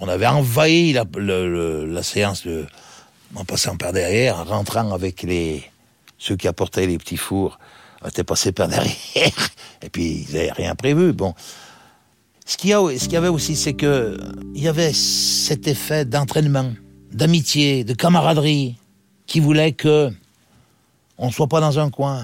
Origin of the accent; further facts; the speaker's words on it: Saint-Étienne, Auvergne-Rhône-Alpes, France; Je suis natif de Saint-Étienne dans la Loire